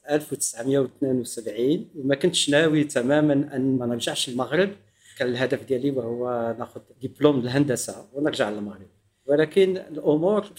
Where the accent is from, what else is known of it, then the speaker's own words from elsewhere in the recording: Morocco; accent: Moroccan; يعني الاصدقاء ديالي والزملاء ديالي الاساتذه كلهم عارفيني مغربي